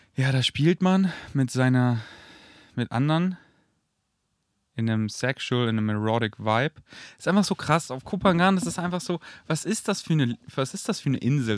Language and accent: German; near Munich, Bavaria, Germany; in der Nähe von, oder in München zurück, in der Nähe, wo, wir, wo ich wohne, also wo ich aufgewachsen bin, wo ich mein Elternhaus habe